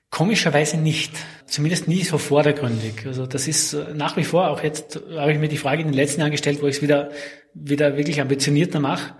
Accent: Graz, Styria, Austria; geboren und aufgewachsen bin ich in Graz, beziehungsweise in der Nähe von Graz

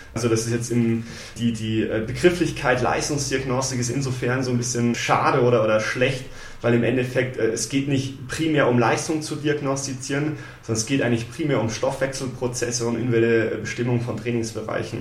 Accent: Munich, Bavaria, Germany; also born or lived in Wiesbaden, Hesse; Wir sind dann aber relativ früh dann schon nach Bayern gezogen, so dritte äh, Grundschulklasse und ähm, genau dann den Rest sozusagen in Bayern, München verbracht.

